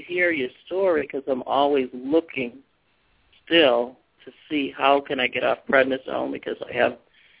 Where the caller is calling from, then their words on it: Massachusetts, United States; I'm calling from Massachusetts.